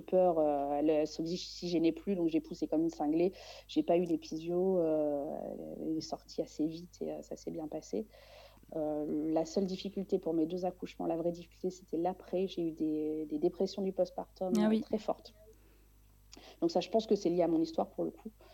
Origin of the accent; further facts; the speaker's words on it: Réunion; je suis née à La Réunion